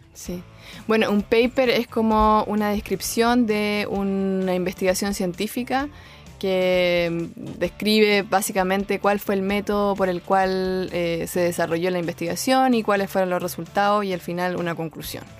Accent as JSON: {"language": "Spanish", "town": "Concepción", "region": "Biobío", "country": "Chile", "tie": "born or raised there", "said": "nací y estudié en Concepción"}